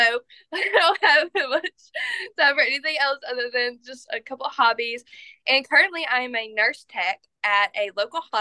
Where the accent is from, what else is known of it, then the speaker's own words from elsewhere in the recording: Liberty, Mississippi, United States; now in Hattiesburg, United States; I am from Liberty, Mississippi, actually, which is my title. That is where I was born and raised.